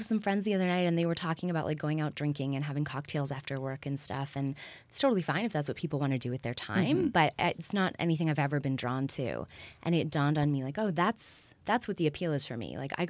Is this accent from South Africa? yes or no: no; Waterloo, Ontario, Canada; also born or lived in Toronto / Berlin; now in Los Angeles, United States; I'm from Waterloo. I spent 15 years in Toronto and did my master's in Berlin.